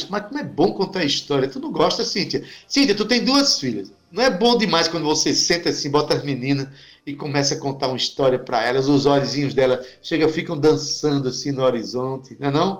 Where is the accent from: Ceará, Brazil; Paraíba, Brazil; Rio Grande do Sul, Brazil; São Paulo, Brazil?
Paraíba, Brazil; Itabaiana; um itabaianense, né, lugar de onde eu nasci